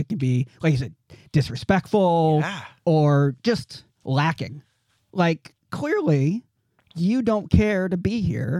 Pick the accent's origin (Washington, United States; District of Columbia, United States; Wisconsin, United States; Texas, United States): Washington, United States; Olalla; I grew up in Olalla, Port Orchard area in Kitsap County, right?